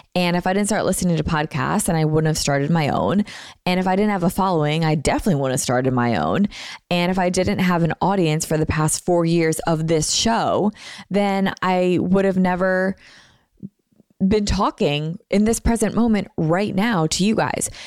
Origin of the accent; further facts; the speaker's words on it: Philadelphia, Pennsylvania, United States; I'm from Philly.